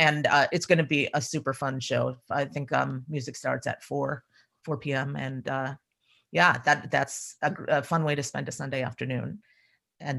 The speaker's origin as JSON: {"language": "English", "region": "Ohio", "country": "United States", "moved": "yes", "lives_now": "New England, United States", "said": "I was shocked when I moved here from Ohio that you could go to all the states in one day."}